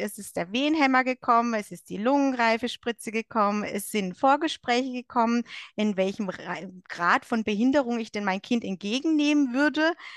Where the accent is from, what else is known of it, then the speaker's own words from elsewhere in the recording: Germany; moved away as an adult; now in Switzerland; ich komme ursprünglich aus Deutschland und lebe aber seit sechs Jahren mit meinem Mann in der Schweiz.